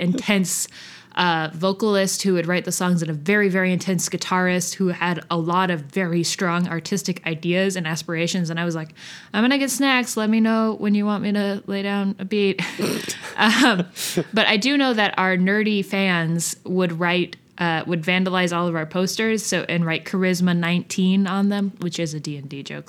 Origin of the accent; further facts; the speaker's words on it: outside of Boston, Massachusetts, United States; also born or lived in South Union, Kentucky, United States; when I was six, we moved to outside of Boston